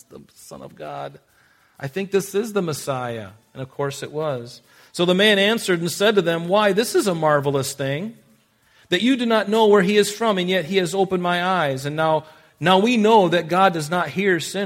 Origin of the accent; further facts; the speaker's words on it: United States; we're American